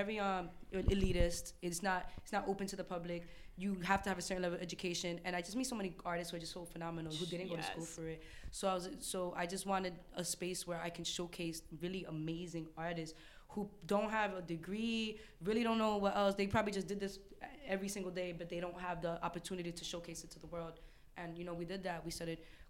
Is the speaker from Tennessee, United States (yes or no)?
no; New Jersey, United States; moved away as an adult; now in New York, United States; My mother's Dominican, my father's from Ecuador, and I'm from New Jersey, but now I live in New York